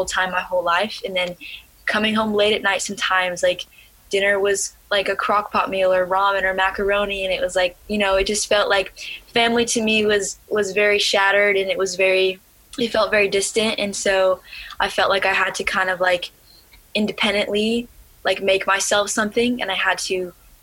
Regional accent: Ohio, United States; also born or lived in Alaska; I had just moved from my home state, Alaska, to a new state. My family's now living in Ohio.

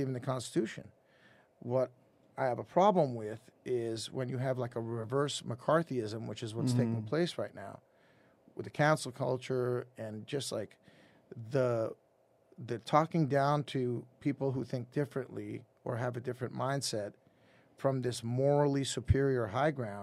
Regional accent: Lebanon; now in United States; I was born in Lebanon mm-hmm. during a civil war, and we had to leave Lebanon for obvious reasons

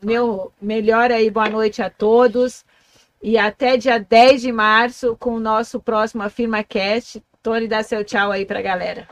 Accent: Foz do Iguaçu, Paraná, Brazil; eu sou nascida em Foz

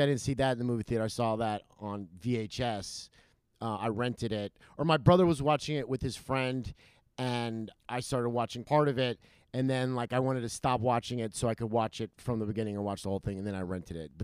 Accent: Los Angeles, California, United States; I grew up in Los Angeles

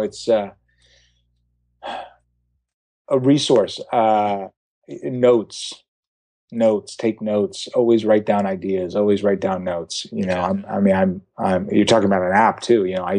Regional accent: Los Angeles, California, United States; oh my God, I'm from Los Angeles. I'm hosting a television show.

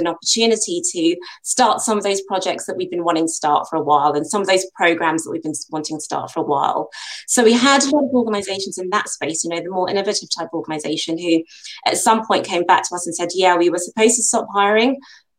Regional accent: United Kingdom; Nigerian heritage, but born and bred in the UK. As you can tell, my accent suggests I've been here for far too long

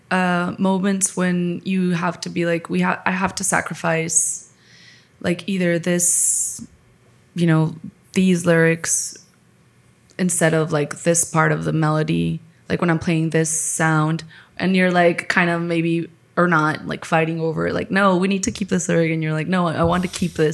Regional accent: Monterrey, Nuevo León, Mexico; I'm from Monterrey, so I'm from northeast

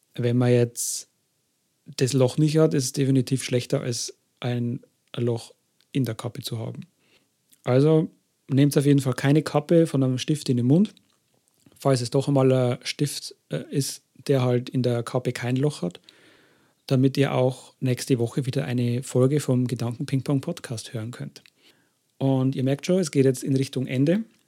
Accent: Germany; bei uns in Deutschland

